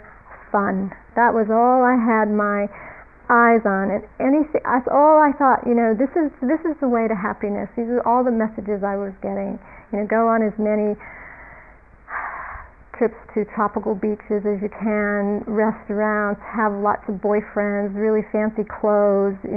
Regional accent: United States; being an American in America

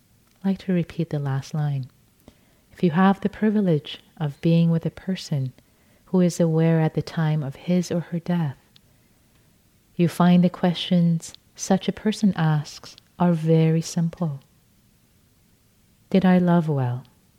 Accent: Tehran, Tehran Province, Iran; moved away; since I'm Persian and I can speak Farsi and read Farsi, I was born in Tehran, Iran.

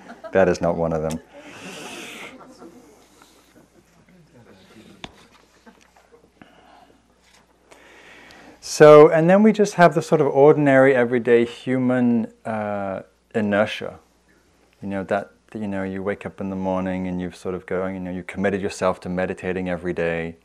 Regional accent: England, United Kingdom; moved away; also born or lived in London; I'm English

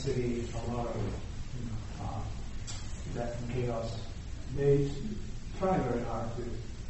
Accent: Venezuela; now in United States; I'm from Venezuela, actually

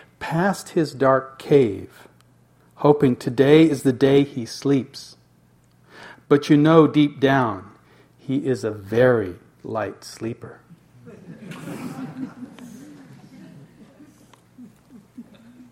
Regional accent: United States; being an American

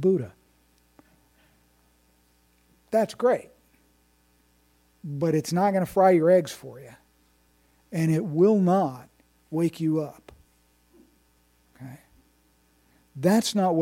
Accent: Indiana, United States; I'm from Indiana

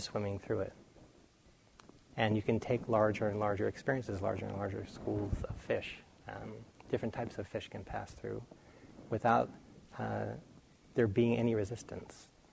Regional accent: near Boston, Massachusetts, United States; when I was young, I grew up near Boston

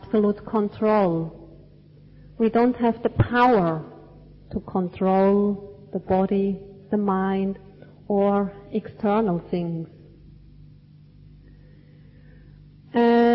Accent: Switzerland; moved away; where I grew up in Switzerland, we definitely had four distinct seasons

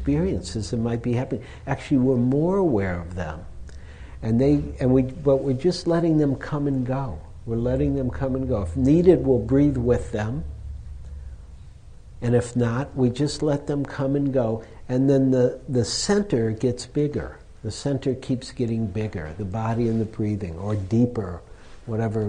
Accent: Detroit, Michigan, United States; now in San Francisco, United States; I grew up in Detroit

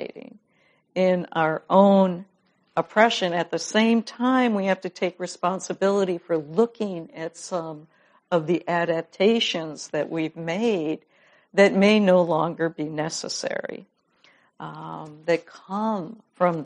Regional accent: Madison, Wisconsin, United States; I'm from Madison, Wisconsin

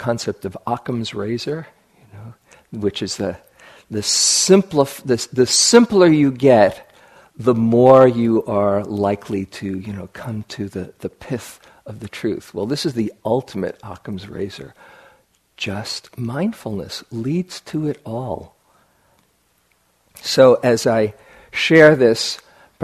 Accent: New York City, New York, United States; I grew up in New York City

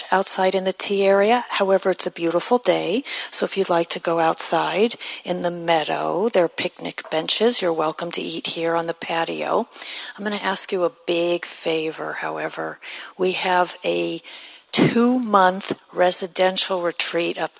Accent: Los Angeles, California, United States; moved away; Los Angeles, my hometown.

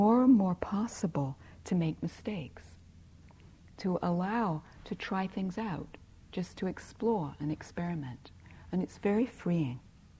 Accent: England, United Kingdom; I grew up in England where there was a lot of emphasis on being nice

